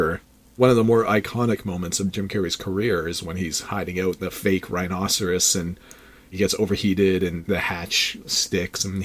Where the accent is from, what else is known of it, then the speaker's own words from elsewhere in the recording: Canada; as a Canadian sports fan